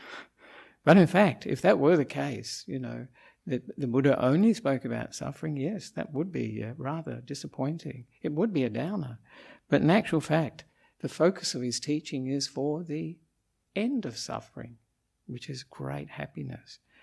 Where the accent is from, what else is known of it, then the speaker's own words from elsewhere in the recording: Australia; moved away as an adult; now in Sri Lanka; I'm an Australian monk